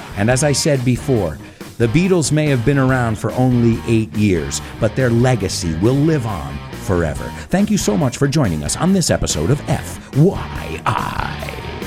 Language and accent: English; United States; I'm American and patriotic